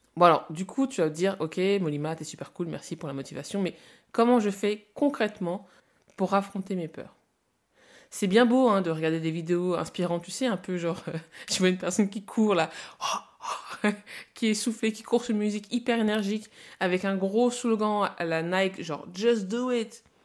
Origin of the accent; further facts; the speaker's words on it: France; also born or lived in Congo / Lille; je suis née au Congo et je suis arrivée en France à 4 ans